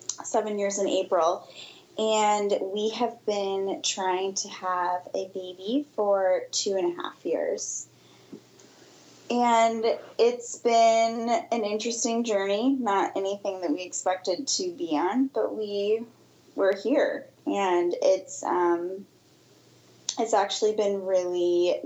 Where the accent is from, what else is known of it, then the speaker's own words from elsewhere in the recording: Midwest, United States; now in Nashville, United States; We're from the North, even though I always thought I was from the Midwest.